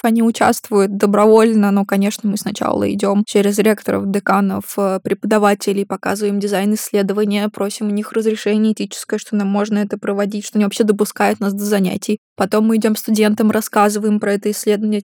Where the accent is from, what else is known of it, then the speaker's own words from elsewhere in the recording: Russia; moved away as an adult; also born or lived in Maastricht, Netherlands; я была первой из России, которая к ним а, поступила в аспирантуру